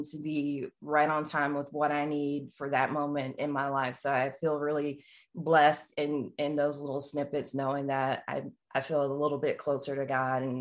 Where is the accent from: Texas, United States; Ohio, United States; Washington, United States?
Texas, United States; just outside of Dallas; moved away as an adult; also born or lived in Atlanta, Georgia / Northampton, Massachusetts; I grew up just outside of Dallas, Texas